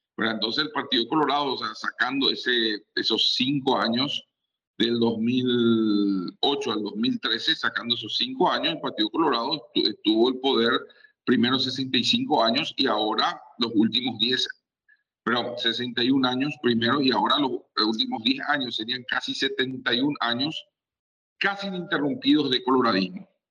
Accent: Paraguay; soy un historiador paraguayo

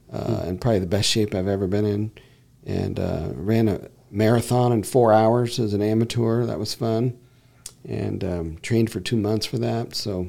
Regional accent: Granite Bay, California, United States; And I'm originally from this area. I'm from the Granite Bay area. Left in 87 and moved back up here.

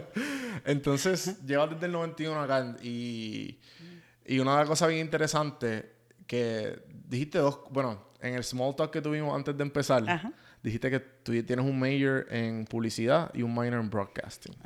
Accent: Puerto Rico; moved away as an adult; yo me crié eh, en Puerto Rico

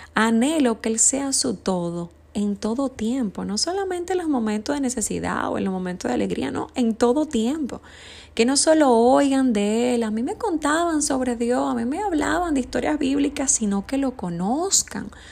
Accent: Dominican Republic; Ayer fue la celebración en mi país, República Dominicana

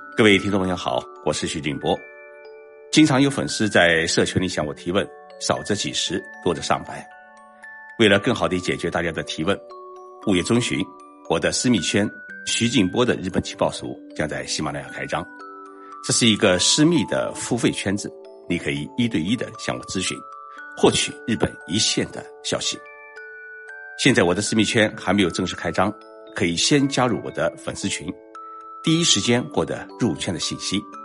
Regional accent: China; moved away as an adult; also born or lived in Japan; 我们中国人

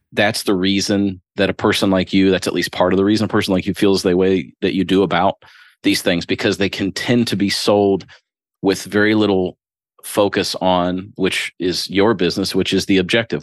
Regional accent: Springfield, Ohio, United States; moved away as an adult; also born or lived in Louisville, Kentucky; now in Crestwood, United States; I was born and raised in Springfield, Ohio.

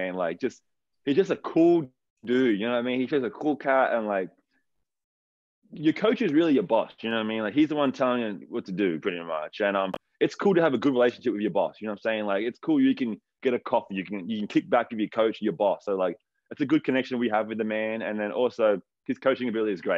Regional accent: Wollongong, New South Wales, Australia; moved away as an adult; now in Sydney, Australia; growing up in Wollongong

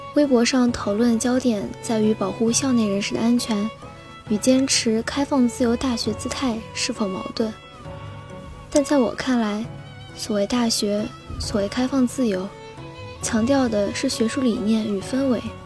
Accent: Haimen, Jiangsu, China; moved away as an adult; now in Nanjing, China; 来自海门，我在南京大学，距离我家乡二百零九公里

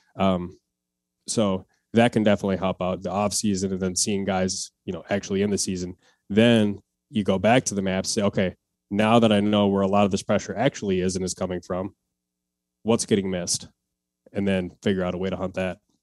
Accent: Wisconsin, United States; now in Minneapolis, United States; I grew up in Wisconsin, uh, hunting since I was twelve, and then I moved to, uh, Minneapolis area right now

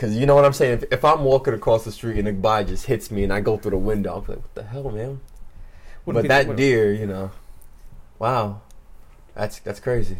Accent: Freeport, New York, United States; I grew up around the Freeport train station

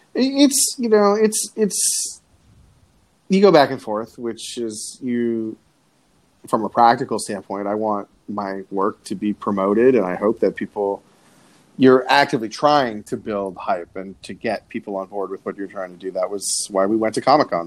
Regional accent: Coral Springs, Florida, United States; I'm from Coral Springs, Florida, which is uh, a little bit north of Fort Lauderdale. But I say Fort Lauderdale because I went to high school near Fort Lauderdale

